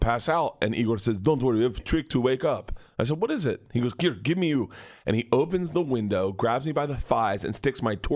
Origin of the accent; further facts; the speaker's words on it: Tampa, Florida, United States; I grew up in Tampa